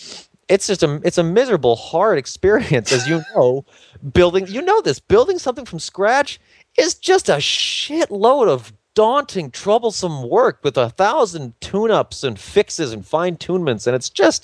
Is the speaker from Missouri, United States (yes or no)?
no; New York, United States; I come from New York, where fashion comes from.